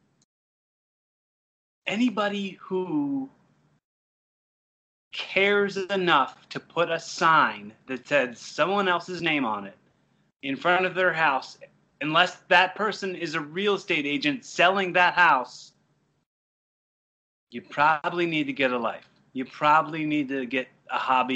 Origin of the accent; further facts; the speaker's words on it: Philadelphia, Pennsylvania, United States; I grew up in the Philly area